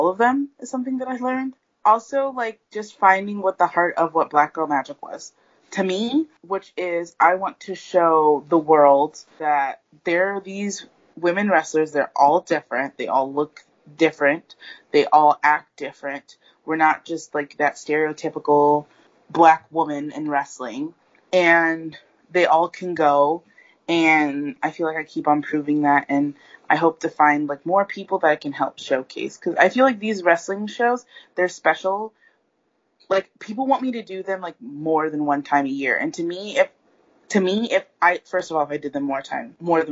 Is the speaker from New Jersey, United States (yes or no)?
no; Ohio, United States; now in New York City, United States; I was from Ohio